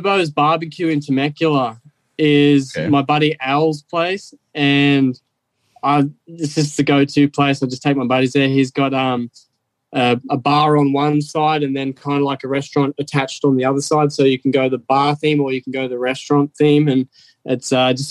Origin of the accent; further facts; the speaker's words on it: Australia; moved away as an adult; now in California, United States; growing up in Australia